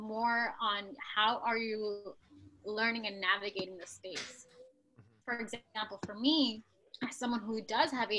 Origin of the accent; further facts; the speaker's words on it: New York City, New York, United States; also born or lived in Bangladesh; I was born in Bangladesh, it's a developing country, and I grew up in New York City